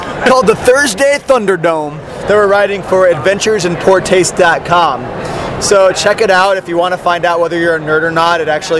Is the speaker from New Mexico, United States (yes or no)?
no; Texas, United States; I'm from Texas.